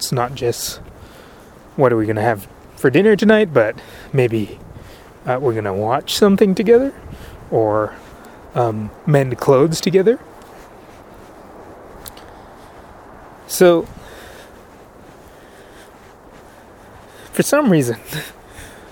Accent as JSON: {"language": "English", "country": "United States", "said": "as an American"}